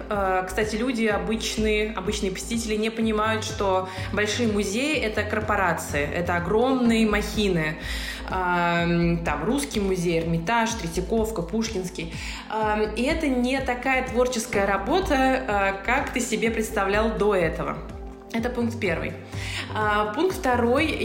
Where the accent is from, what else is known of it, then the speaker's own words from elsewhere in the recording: Saint Petersburg, Russia; moved away as an adult; now in Moscow, Russia; я решила переехать в Москву. Я из Петербурга.